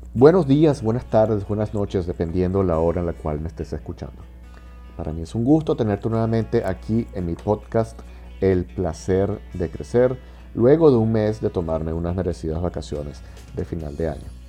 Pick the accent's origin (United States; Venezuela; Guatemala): Venezuela; En Venezuela, en mi país